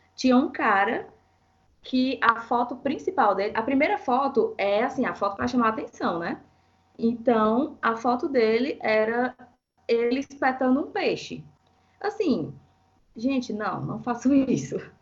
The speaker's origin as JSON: {"language": "Portuguese", "town": "Fortaleza", "region": "Ceará", "country": "Brazil", "moved": "yes", "lives_now": "São Paulo, Brazil", "said": "sou de Fortaleza"}